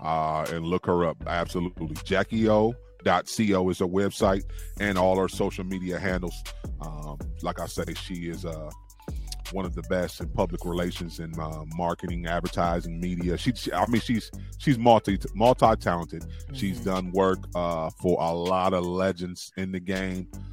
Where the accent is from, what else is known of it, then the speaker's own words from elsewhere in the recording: United States; I was born and raised here in America